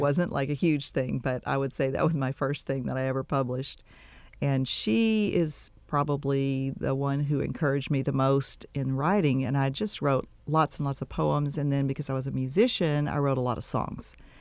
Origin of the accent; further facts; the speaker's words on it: Texas City, Texas, United States; also born or lived in Waco / Dallas / Giddings; now in Bryan-College Station, United States; I grew up, uh, was born and raised in Texas City, down on the coast